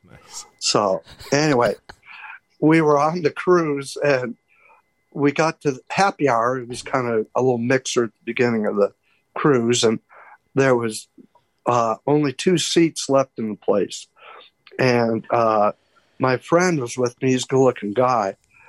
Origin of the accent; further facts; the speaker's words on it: Montana, United States; I was from Montana, and Nettie was teaching in North Kansas City, and I was teaching in Shelby, Montana.